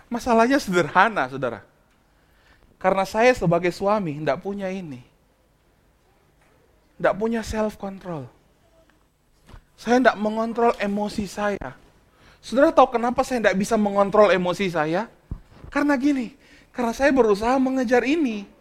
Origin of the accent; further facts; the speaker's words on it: Bandung, West Java, Indonesia; Saya kan dari Bandung, lama di kami lama di Bandung, kami pelayanan cukup lama di Bandung.